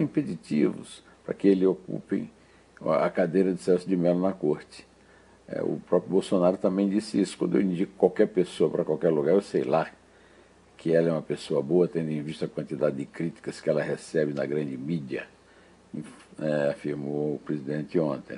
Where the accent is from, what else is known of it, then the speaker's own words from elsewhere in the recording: Northeast Region, Brazil; moved away as an adult; now in São Paulo, Brazil; eu sou nordestino. Lá no Nordeste, no Nordeste, nós temos uma